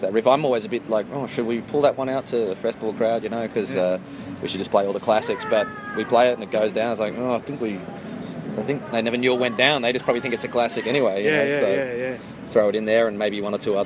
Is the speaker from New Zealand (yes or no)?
no; Sydney, New South Wales, Australia; I'm in Sydney. Yeah, well, because I'm from Sydney originally.